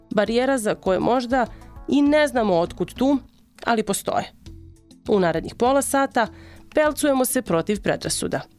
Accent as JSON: {"language": "Croatian", "town": "Zrenjanin", "region": "Vojvodina", "country": "Serbia", "tie": "born or raised there", "said": "iz Renjanina sam u Srbiji."}